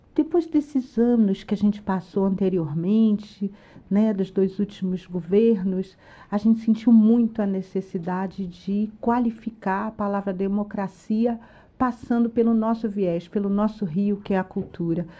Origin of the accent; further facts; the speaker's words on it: Brazil; nós somos brasileiros orgulhosos de onde a gente está.